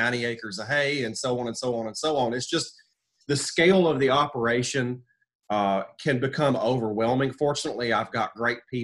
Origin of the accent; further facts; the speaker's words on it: North Carolina, United States; also born or lived in Birmingham, Alabama / Marion, North Carolina; I split time between Alabama and North Carolina, which, you know, I'm originally from North Carolina